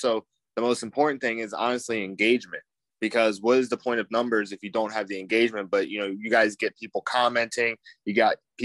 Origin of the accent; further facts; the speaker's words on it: Maryland, United States; I grew up in Maryland